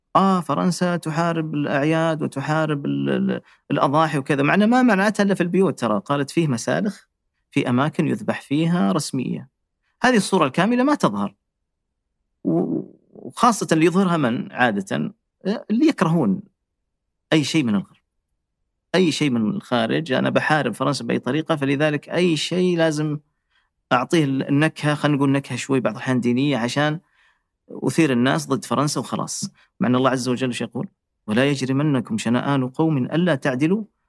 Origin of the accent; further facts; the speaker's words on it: Riyadh, Riyadh Province, Saudi Arabia; moved away as an adult; now in France; عندنا في الرياض